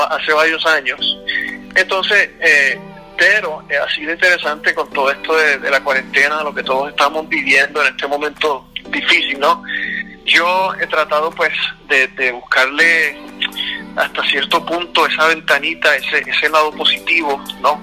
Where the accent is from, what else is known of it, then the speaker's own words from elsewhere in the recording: Puerto Rico; yo soy puertorriqueño, eh, entonces cuando pequeño en Puerto Rico, recuerdo que mi papá, mi papá siempre tocaba guitarra